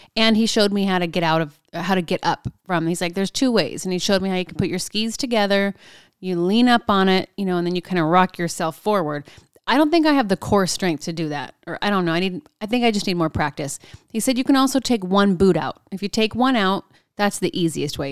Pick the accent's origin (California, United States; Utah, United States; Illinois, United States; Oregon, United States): California, United States; Southern; moved away; I'm from Southern California